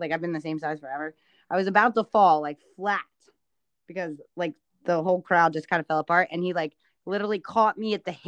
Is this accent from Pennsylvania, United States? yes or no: yes; Pennsylvania, United States; also born or lived in Maryland; I moved from Maryland to Pennsylvania kind of mid-year of first grade